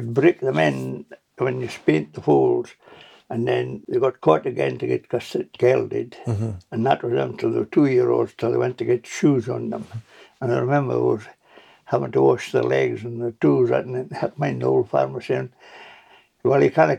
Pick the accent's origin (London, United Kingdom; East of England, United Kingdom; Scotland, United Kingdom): Scotland, United Kingdom; Gretna; moved away as an adult; now in Tobermory, United Kingdom; we moved from Gretna Green to Gretna and got a three-bedroom council of what it was.